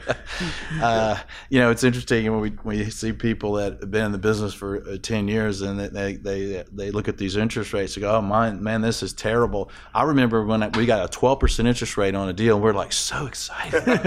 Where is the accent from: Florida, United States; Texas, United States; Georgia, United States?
Georgia, United States; Atlanta; also born or lived in Nashville; I grew up in Atlanta, but, uh, my mother told me I was born in Nashville